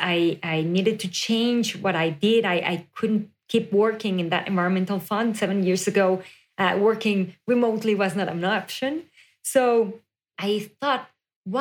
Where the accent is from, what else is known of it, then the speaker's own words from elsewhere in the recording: Mexico City, Mexico; moved away as an adult; now in United States; I was born and raised in Mexico City, and then I moved to the U.S. around 7 years ago